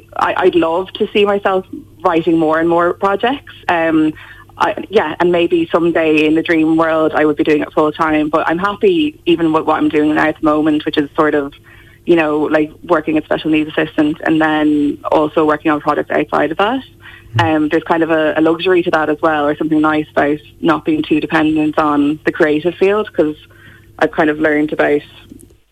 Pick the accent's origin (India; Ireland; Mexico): Ireland; Gorey, County Wexford; So, yeah, born and bred. I went to school there as well